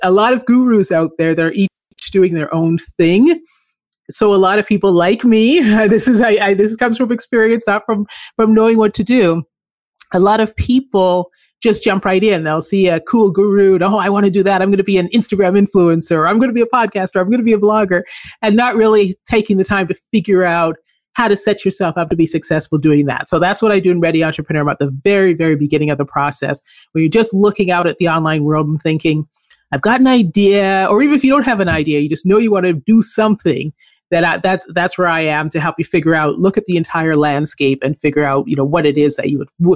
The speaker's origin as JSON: {"language": "English", "country": "Canada", "tie": "born or raised there", "also_born_or_lived": "Philippines / Colombia / Chile / California", "moved": "as an adult", "said": "I grew up in Canada."}